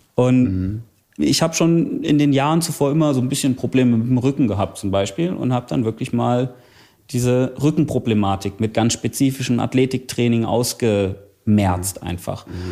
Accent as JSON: {"language": "German", "town": "Bad Wildungen", "region": "Hesse", "country": "Germany", "tie": "born or raised there", "said": "in meiner Heimatstadt in Bad Wildungen"}